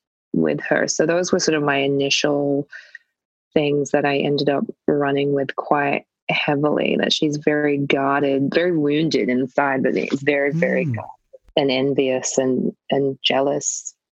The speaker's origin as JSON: {"language": "English", "country": "Australia", "said": "as an Australian, we say burger, order, you know, girlfriend. You don't hit the R."}